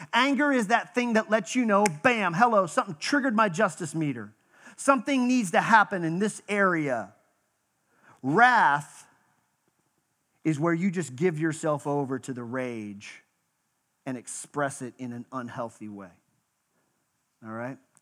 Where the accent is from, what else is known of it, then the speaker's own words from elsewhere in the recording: Western Pennsylvania, United States; moved away; also born or lived in Texas; I was born in Western Pennsylvania.